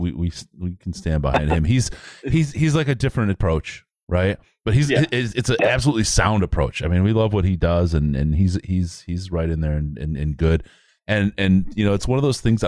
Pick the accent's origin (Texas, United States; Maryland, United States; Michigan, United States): Michigan, United States; Detroit; moved away as an adult; also born or lived in Southern California; In 2007, I moved away from Detroit, right? I lived there my whole life, grew up there